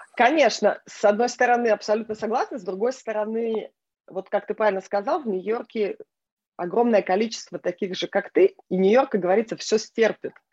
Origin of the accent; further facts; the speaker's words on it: Israel; also born or lived in Norilsk, Russia / Dnipropetrovsk, Ukraine / Minneapolis, United States / Boston, United States; now in New York, United States; я родилась в России, я выросла в Израиле, а, но, но большую часть жизни на сегодняшний день я уже прожила как бы в Америке